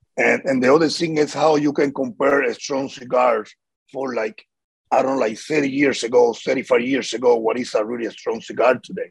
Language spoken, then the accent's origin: English; Havana, Cuba; moved away as an adult; now in Miami, United States; we grew up there in Cuba